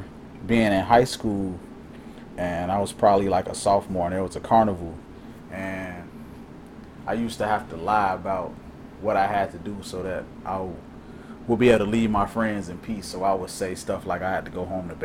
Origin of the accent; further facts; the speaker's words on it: Calumet Park, Illinois, United States; I grew up in Calumet Park, 128th and Troop